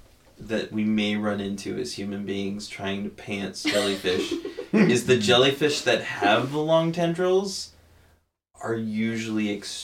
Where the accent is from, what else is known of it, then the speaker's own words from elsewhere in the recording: California, United States; growing up in California